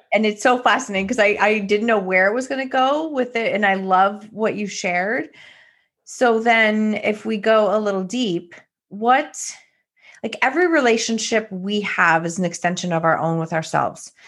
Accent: Canada; we're Canada, but we're still East Coast in that sense

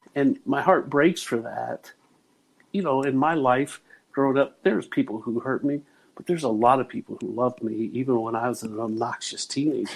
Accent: Dayton, Ohio, United States; growing up in Dayton, Ohio

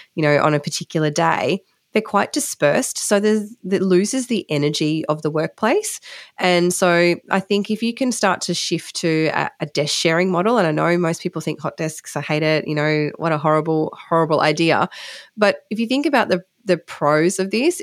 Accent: Western Queensland, Australia; growing up in Western Queensland

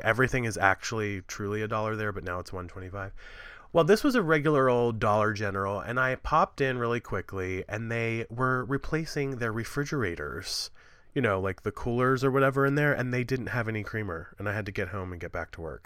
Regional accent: Appalachia, United States; I'm from Appalachia

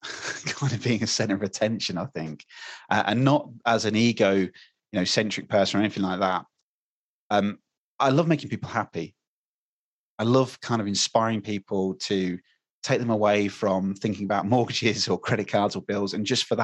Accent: United Kingdom; We love talking about the weather in England as British people

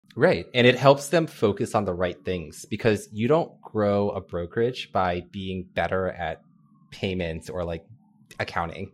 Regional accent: Northern Virginia, United States; moved away as an adult; also born or lived in San Francisco / New York City; I grew up in Northern Virginia, so a little bit outside of D C

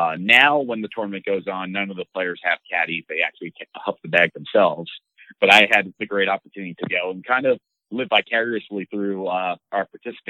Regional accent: East Coast, United States; for me being growing up on the East Coast, I struggled so bad helping him with the greens.

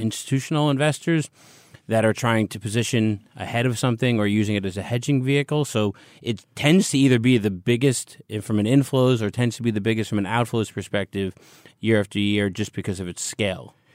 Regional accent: United States; I'm an American

